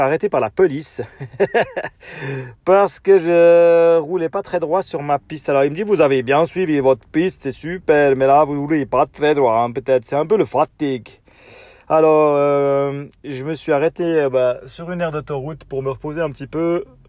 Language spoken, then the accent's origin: French; Switzerland; accent: Swiss; mon accent suisse